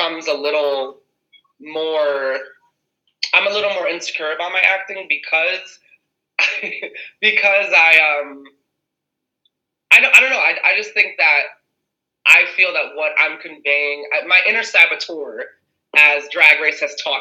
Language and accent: English; New York City, New York, United States; I'm from the Bronx originally, the best borough in New York